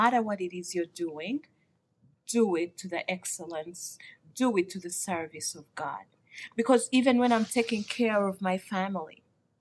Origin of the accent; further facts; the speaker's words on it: Uganda; I come from Uganda, my beautiful country, Uganda